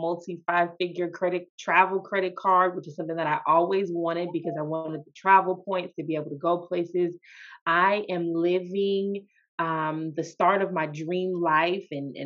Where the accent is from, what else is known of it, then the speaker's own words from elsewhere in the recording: Sacramento, California, United States; now in Bay Area, United States; I'm from Sacramento, California. I am a California girl